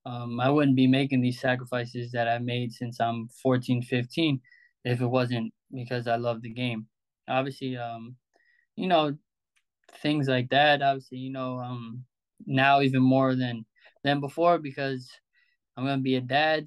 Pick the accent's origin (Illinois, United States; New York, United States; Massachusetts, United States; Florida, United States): New York, United States; Albertson; playing alongside some really good players I grew up with in Albertson and all that stuff